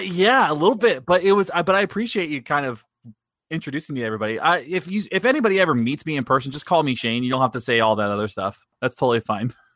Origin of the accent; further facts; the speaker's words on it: Daytona Beach, Florida, United States; I was born and raised in Daytona Beach. I've lived here my whole life